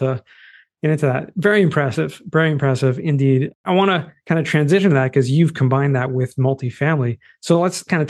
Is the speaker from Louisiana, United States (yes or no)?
no; Boston, Massachusetts, United States; accent: Boston; my Boston accent